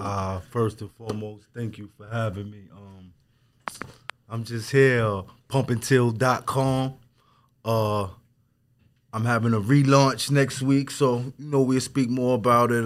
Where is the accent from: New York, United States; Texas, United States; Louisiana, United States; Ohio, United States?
New York, United States; Wyandanch; I'm from Wandish